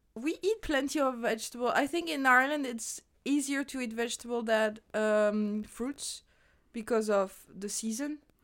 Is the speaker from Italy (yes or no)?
no; France; moved away; my hometown in France